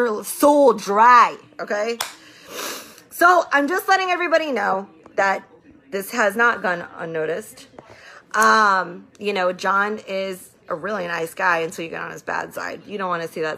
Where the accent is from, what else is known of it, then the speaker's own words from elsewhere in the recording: Tampa, Florida, United States; I grew up in Tampa. I know all of Tampa